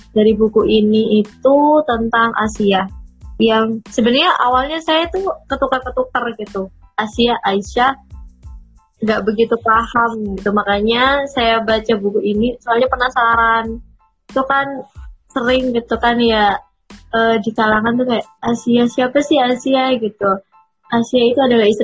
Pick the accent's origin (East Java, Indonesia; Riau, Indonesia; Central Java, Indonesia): East Java, Indonesia; Jember